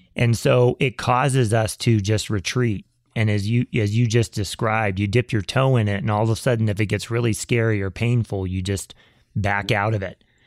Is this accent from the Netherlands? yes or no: no; the South, United States; both you and I grew up in the South and we both went to church.